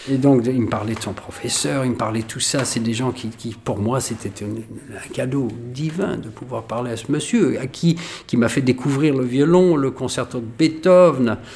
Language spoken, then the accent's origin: French; Algeria; born there; toute ma famille était là, les pieds noirs, parce que je suis né en Algérie.